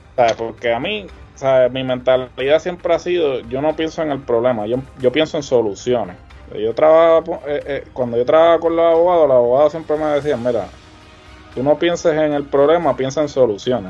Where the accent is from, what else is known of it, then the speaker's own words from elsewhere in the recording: Puerto Rico; nosotros siempre hemos vivido en esta burbuja